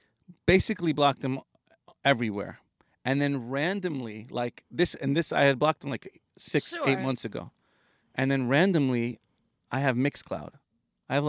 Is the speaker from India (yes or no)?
yes; India; I'm the Indian ….